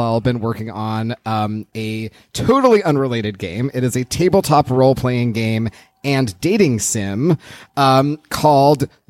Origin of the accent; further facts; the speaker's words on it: Los Angeles, California, United States; I grew up in Los Angeles.